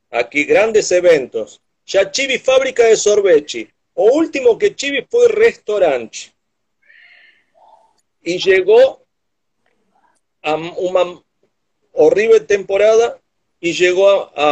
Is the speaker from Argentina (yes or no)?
yes; Argentina; Portuguese is a second language; moved away as an adult; also born or lived in Ilhabela, Brazil; now in Morro de São Paulo, Brazil; eu sou argentino viciado por ilhas.